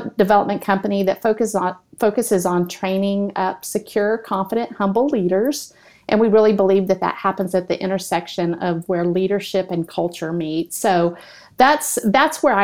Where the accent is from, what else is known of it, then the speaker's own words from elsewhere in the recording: Texas, United States; now in Oklahoma, United States; I'm from Texas, but I live in Oklahoma